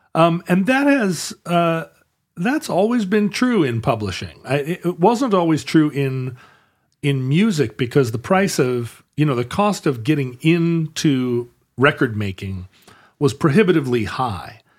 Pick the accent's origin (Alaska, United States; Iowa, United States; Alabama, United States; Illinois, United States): Alaska, United States; Anchorage; Growing up in Anchorage